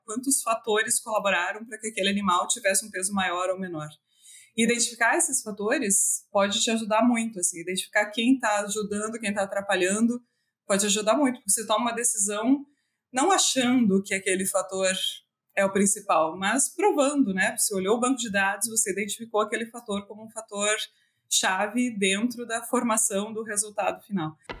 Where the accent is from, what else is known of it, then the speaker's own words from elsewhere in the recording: Tangará, Santa Catarina, Brazil; eu sou natural de Tangará, é uma cidade bem pequenininha, tem 8 mil habitantes, e ela fica no meio oeste de Santa Catarina